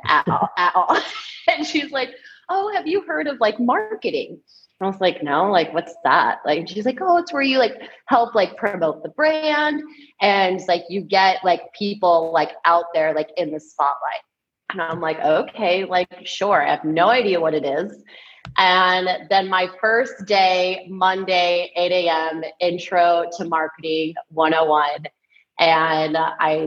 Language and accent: English; San Diego, California, United States; moved away as an adult; I'm from San Diego, so when it came to applying for colleges, I wanted to stay in San Diego. I'm one of those rare people who didn't want to leave. Because I grew up at the beach and I wanted to stay